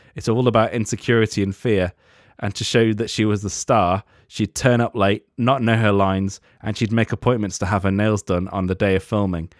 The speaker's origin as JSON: {"language": "English", "country": "United Kingdom"}